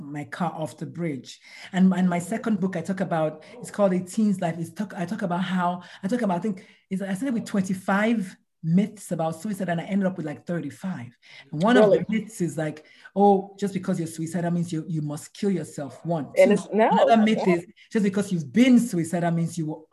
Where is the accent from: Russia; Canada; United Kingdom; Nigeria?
Nigeria; moved away; I'm Nigerian. We were raised by yelling parents, yelling aunties, yelling neighborhood